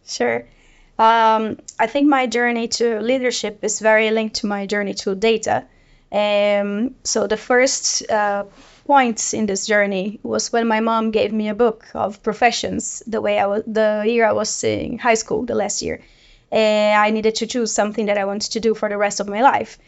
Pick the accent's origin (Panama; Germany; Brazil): Brazil; moved away as an adult; now in Sweden; I live in Sweden for 13 years, and I'm originally from Brazil